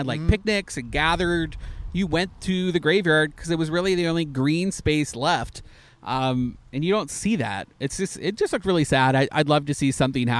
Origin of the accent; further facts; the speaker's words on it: Canada; now in Orlando, United States; I'm also Canadian